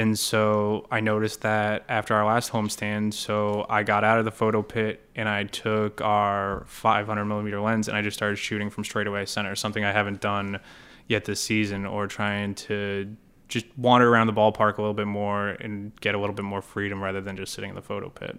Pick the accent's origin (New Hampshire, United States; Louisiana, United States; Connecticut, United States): New Hampshire, United States; Hollis; moved away as an adult; also born or lived in Purdue University, Indiana / Boston; I grew up, uh, in Southern New Hampshire in a small, uh, kinda town called Hollis